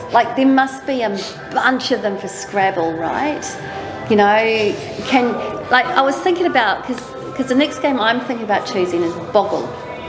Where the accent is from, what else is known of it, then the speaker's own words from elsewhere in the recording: New Zealand; I'm from New Zealand